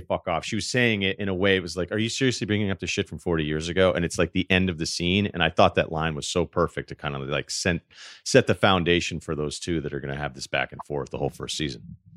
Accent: Martha's Vineyard, Massachusetts, United States; my entire life, I am from Arthur's Vineyard

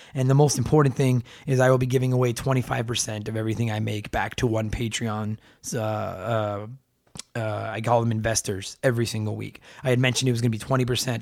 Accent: Canada; I'm Canadian

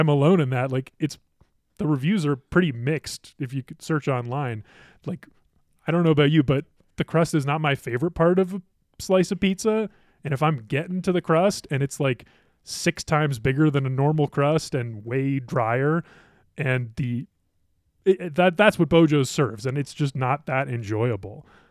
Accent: Ohio, United States; now in Colorado, United States; I grew up in Ohio

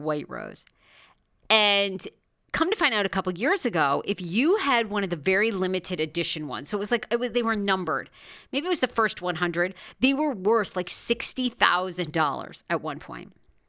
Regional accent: Maine, United States; also born or lived in Washington, D.C.; now in Los Angeles, United States; I grew up in Maine

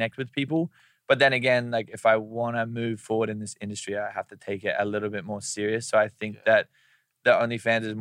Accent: Brisbane, Queensland, Australia; moved away; he's from the same place in Australia that I'm from

